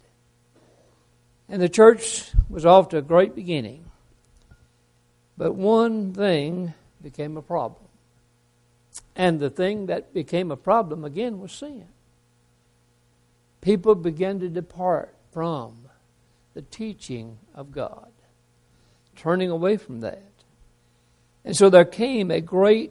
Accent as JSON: {"language": "English", "town": "Chattanooga", "region": "Tennessee", "country": "United States", "tie": "born or raised there", "said": "I grew up out in the East Brainerd area"}